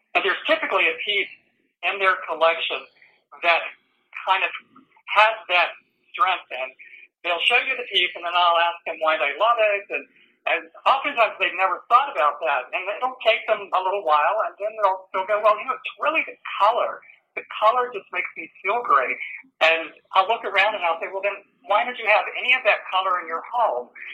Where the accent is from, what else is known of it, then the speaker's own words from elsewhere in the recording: Winston-Salem, North Carolina, United States; now in Richmond, United States; I grew up down in North Carolina in uh, Winston-Salem, which is obviously a few miles from High Point.